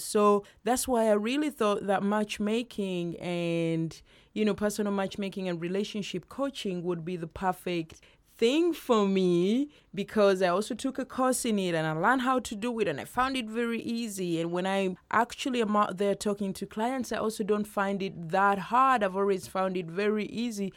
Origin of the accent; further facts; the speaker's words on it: Uganda; moved away; Uganda, my home country